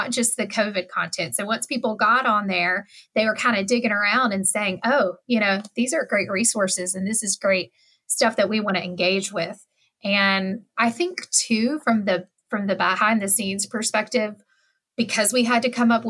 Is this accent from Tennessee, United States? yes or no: yes; West Tennessee, United States; I'm from West Tennessee